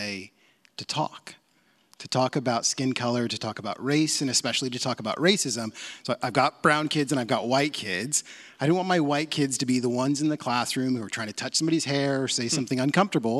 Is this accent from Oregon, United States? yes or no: yes; Portland, Oregon, United States; I grew up in Portland. This is my hometown.